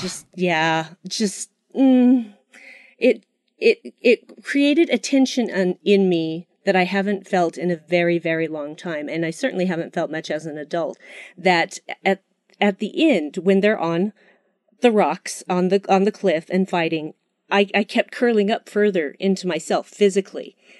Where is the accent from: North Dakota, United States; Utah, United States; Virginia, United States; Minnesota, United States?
Utah, United States; my home state, Utah.